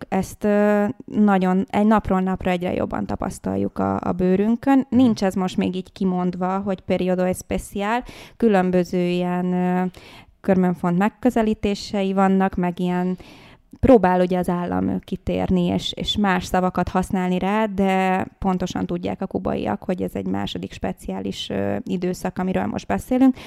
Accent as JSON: {"language": "Hungarian", "country": "Hungary", "tie": "born or raised there", "said": "Az anyukám a kubai, az apukám uh-huh. pedig a magyar, és én már itt születtem Magyarországon"}